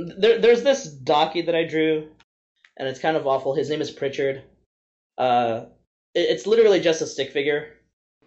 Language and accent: English; Vancouver, British Columbia, Canada; I'm from Vancouver